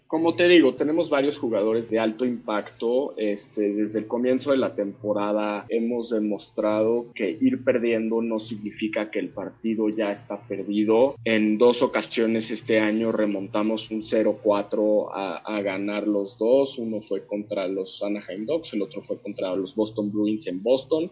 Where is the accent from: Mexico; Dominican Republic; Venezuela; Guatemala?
Mexico; born or raised there; moved away as an adult; now in Florida, United States